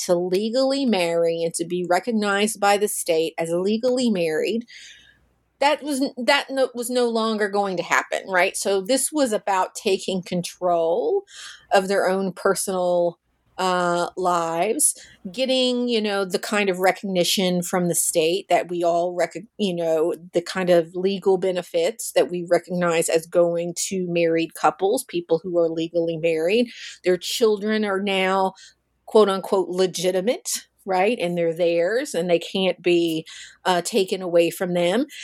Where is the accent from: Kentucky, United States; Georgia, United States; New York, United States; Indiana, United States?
Kentucky, United States; Russellville; in my hometown of Russellville, Kentucky